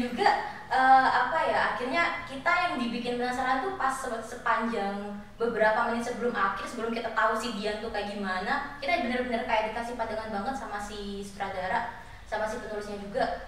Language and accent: Indonesian; Jember, East Java, Indonesia; aku dari Jember